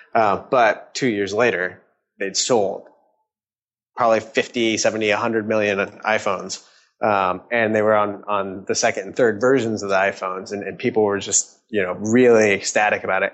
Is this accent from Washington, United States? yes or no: yes; Redmond, Washington, United States; also born or lived in California / San Francisco; I grew up in Redmond, uh, Washington